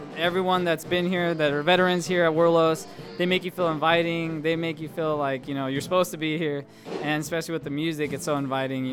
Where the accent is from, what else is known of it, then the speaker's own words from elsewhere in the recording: Stockton, California, United States; I was born and raised in Stockton